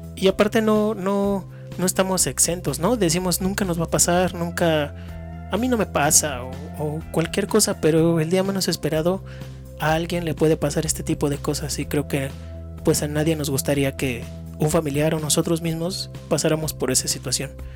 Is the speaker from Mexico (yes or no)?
yes; Mexico; como, como mexicanos